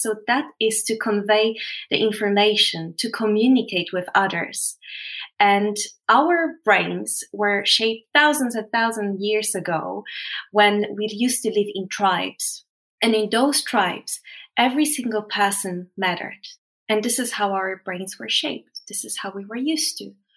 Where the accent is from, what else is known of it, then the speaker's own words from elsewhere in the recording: Poland; moved away; I came from Poland